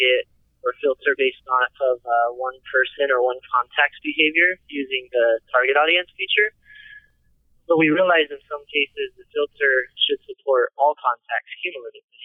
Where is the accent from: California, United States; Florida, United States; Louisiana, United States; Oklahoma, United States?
California, United States; Fullerton; I was born and raised in Southern California, Fullerton to be exact.